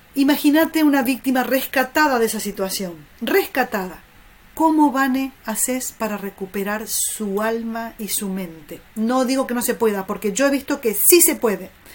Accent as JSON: {"language": "Spanish", "country": "Argentina", "said": "como argentina"}